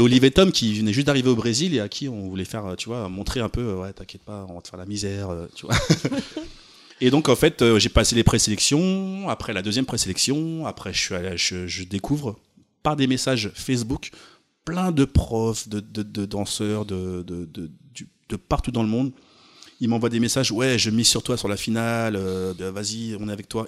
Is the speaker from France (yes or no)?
yes; France; je suis pas américain du coup, euh, je suis français